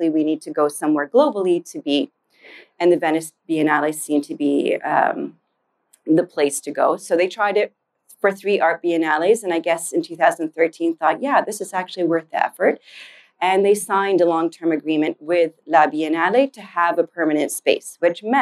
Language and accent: English; Saudi Arabia; also born or lived in United Kingdom; now in Canada; I'm Canadian of Yemeni heritage and Zanzibari roots. My parents grew up in Zanzibar. Uh, grew up in Sa- I grew up in Saudi and the UK, and eventually made my way back to Canada to do a fine arts degree.